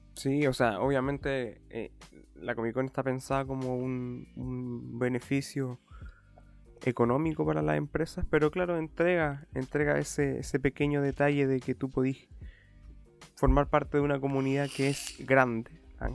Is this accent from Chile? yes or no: yes; Chile